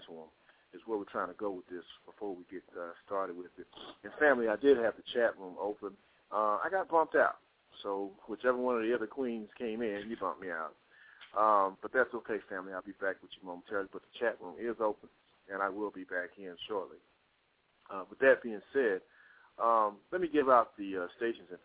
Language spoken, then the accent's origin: English; Texas, United States; now in Atlanta, United States; I'm from Texas. I'm living in the Georgia area, Atlanta